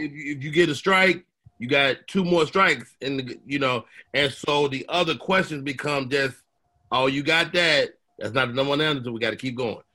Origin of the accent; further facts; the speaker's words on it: Chicago, Illinois, United States; I'm from the South Side for real.